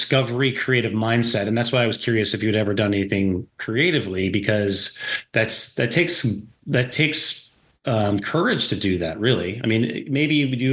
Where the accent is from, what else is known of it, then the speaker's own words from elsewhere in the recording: North Dakota, United States; now in Virginia Beach, United States; I grew up in North Dakota